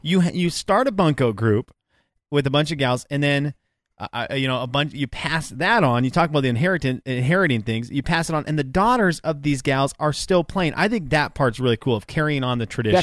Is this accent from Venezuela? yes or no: yes; Venezuela; moved away; where I grew up in Venezuela